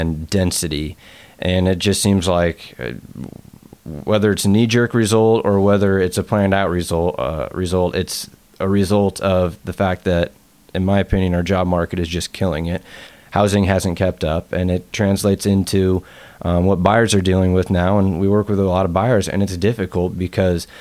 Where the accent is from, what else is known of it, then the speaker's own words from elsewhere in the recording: Bellevue, Washington, United States; now in Seattle, United States; I grew up in Bellevue and been in Seattle since I came out to UW in 2001.